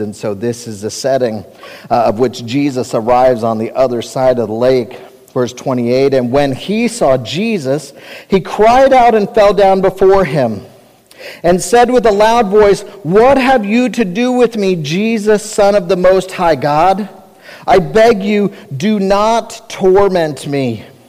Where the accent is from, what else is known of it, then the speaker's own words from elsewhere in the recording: Cincinnati, Ohio, United States; I grew up in Cincinnati, Ohio